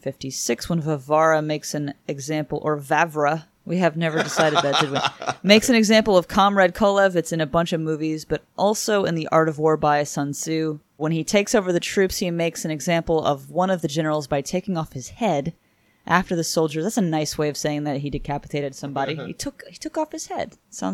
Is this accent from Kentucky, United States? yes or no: no; Stamford, Connecticut, United States; growing up in Stamford, Connecticut, just outside of Fairfield, Connecticut, and New York City, there is a playhouse in Stamford